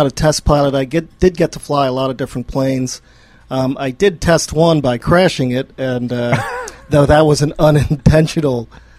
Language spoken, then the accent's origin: English; New Jersey, United States; moved away as an adult; also born or lived in Arizona; I was born and raised in New Jersey and went to college at University of Arizona.